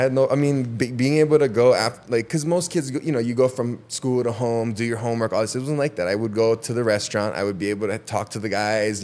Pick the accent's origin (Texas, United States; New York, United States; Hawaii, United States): Hawaii, United States; Waimea; born and raised in Waimea